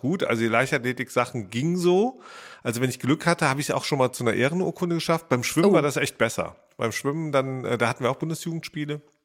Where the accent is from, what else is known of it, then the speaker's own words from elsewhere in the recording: Rhineland, Germany; ich bin ja Rheinländer